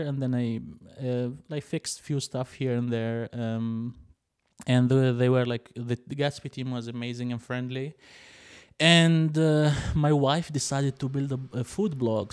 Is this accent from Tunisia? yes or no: yes; Tunisia; moved away as an adult; now in Berlin, Germany; I'm originally from Tunisia, which is like a small country in the north, uh, of Africa